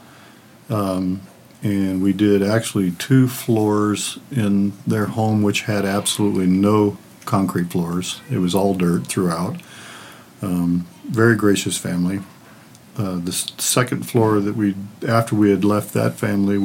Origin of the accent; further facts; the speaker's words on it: San Jose, California, United States; I'm from San Jose, California